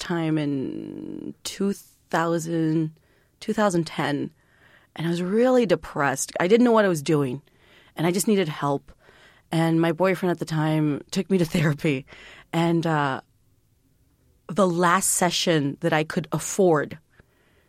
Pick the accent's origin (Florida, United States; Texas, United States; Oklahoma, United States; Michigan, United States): Texas, United States; San Juan; I grew up in a little town called San Juan, Texas